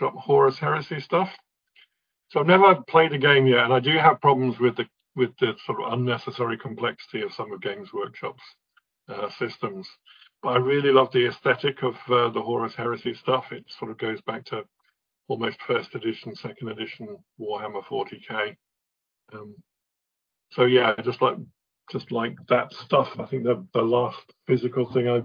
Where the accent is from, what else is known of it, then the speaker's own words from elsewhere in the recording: Hastings, South East England, United Kingdom; I was brought up in Hastings